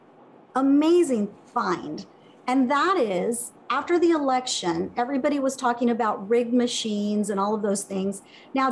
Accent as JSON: {"language": "English", "country": "Venezuela", "moved": "yes", "lives_now": "United States", "said": "I'm from Venezuela. I have family still"}